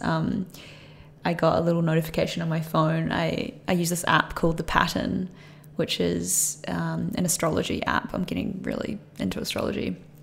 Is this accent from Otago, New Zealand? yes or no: no; Christchurch, Canterbury, New Zealand; moved away; I grew up in New Zealand, uh, in Christchurch